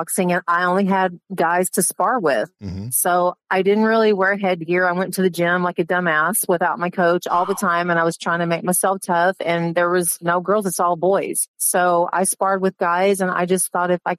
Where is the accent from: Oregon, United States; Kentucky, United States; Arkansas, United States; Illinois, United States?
Arkansas, United States; moved away; also born or lived in Dallas, Texas / Los Angeles / Florida; I was raised in Arkansas.